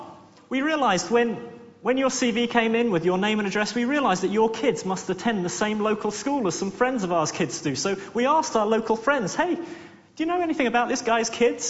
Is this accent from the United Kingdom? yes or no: yes; Worthing, South East England, United Kingdom; I come from Worthing, which is a seaside town.